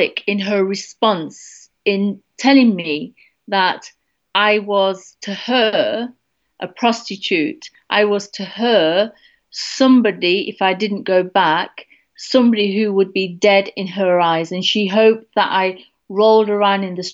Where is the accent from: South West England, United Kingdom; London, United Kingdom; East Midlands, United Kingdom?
East Midlands, United Kingdom; Derby; moved away; I'm coming right now back to my hometown in Derby